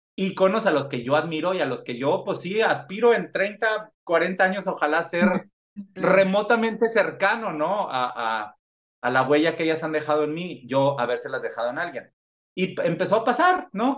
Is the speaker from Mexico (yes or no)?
yes; Mexico; moved away; como mexicano en el extranjero